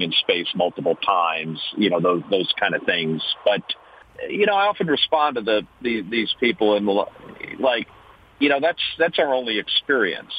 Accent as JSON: {"language": "English", "region": "New Jersey", "country": "United States", "tie": "born or raised there", "said": "we grew up in New Jersey in the 1960s and 70s"}